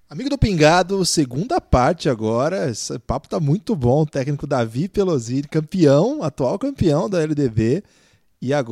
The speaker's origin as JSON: {"language": "Portuguese", "town": "Maringá", "region": "Paraná", "country": "Brazil", "said": "Eu sou de Maringá, então se eu enfrentar aí meus conterrâneos."}